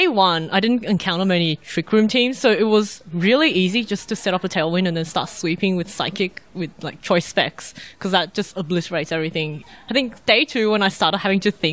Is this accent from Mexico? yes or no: no; Sydney, New South Wales, Australia; I'm from Sydney